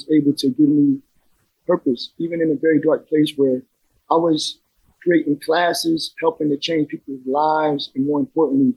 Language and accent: English; Trenton, New Jersey, United States; I grew up in a neighborhood in Trenton, New Jersey called Wilbur Section